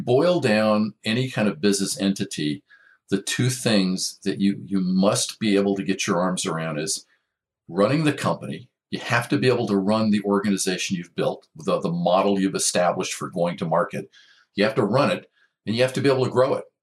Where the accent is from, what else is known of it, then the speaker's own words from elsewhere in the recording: Maryland, United States; also born or lived in Washington, D.C.; now in Orange County, United States; grew up most of my life in Maryland